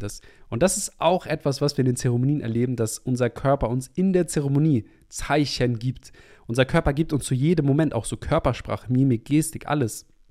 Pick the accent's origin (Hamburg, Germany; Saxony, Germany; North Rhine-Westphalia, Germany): Hamburg, Germany; moved away; in meine Heimatstadt in Hamburg